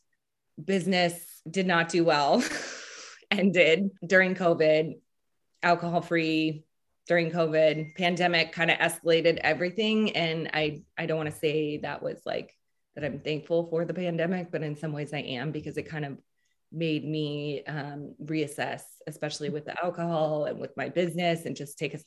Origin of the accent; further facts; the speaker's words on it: Seattle, Washington, United States; also born or lived in Louisiana; I grew up in Seattle and I am the youngest of four